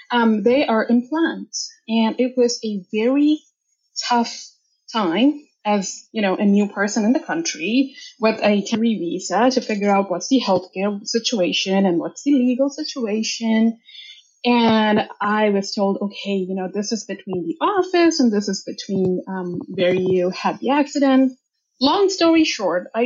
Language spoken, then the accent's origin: English; India; moved away as an adult; also born or lived in United States; now in Canada; And I grew up in India. That's where I'm from. I'm a first generation immigrant from there. I moved about six years ago to States and from States to Canada.